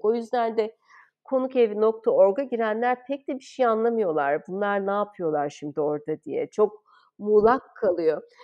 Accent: Istanbul, Turkey; moved away as an adult; o zamanki İstanbul'da büyümüş biri olarak zaten ben İstanbul'da yabancıydım.

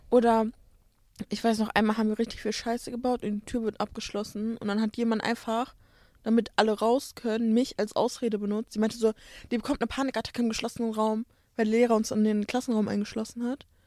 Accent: Bottrop, North Rhine-Westphalia, Germany; in Bottrop, wo ich herkomme

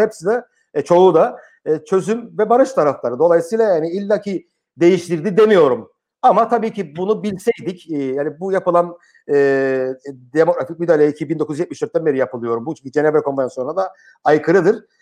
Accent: Cyprus

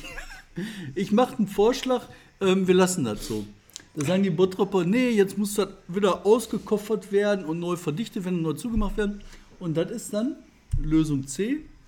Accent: Bottrop, North Rhine-Westphalia, Germany; aus meiner Heimatstadt Bottrop

